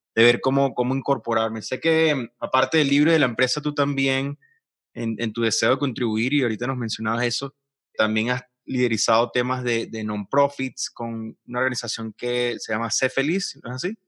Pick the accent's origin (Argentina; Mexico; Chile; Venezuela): Venezuela; moved away as an adult; yo siendo venezolano